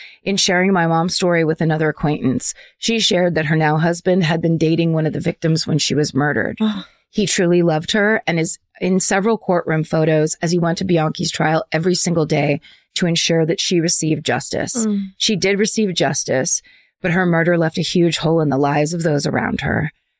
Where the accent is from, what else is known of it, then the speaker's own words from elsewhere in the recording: Bellingham, Washington, United States; I'm from Bellingham, Washington, and boy, do we have it all.